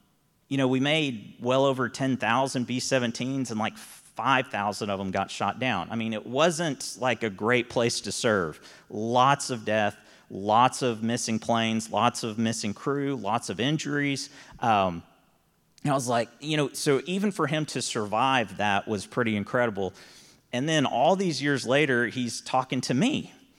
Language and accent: English; Texas, United States; And I'm like, yeah, we're from Texas, and most of us were.